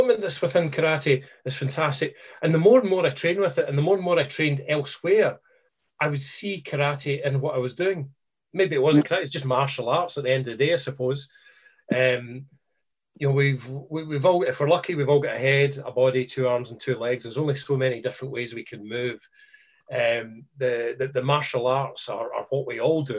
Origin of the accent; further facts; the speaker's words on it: Scotland, United Kingdom; Being Scottish